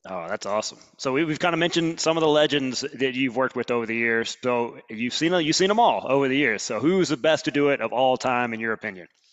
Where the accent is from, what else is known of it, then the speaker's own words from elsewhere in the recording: Alabama, United States; I'm from Alabama. We don't normally talk this fast